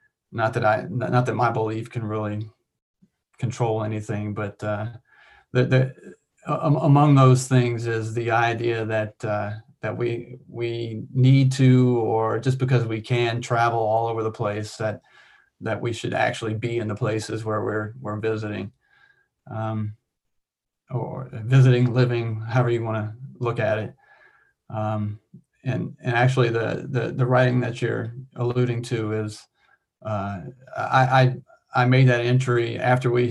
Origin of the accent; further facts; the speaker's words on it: Louisiana, United States; moved away as an adult; also born or lived in Washington; now in Alaska, United States; I grew up in Louisiana and never saw snow when I was a kid